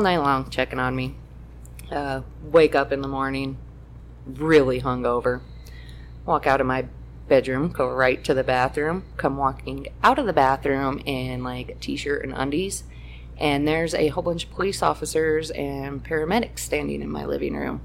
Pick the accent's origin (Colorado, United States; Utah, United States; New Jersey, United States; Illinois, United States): Colorado, United States; Greeley; I grew up in Greeley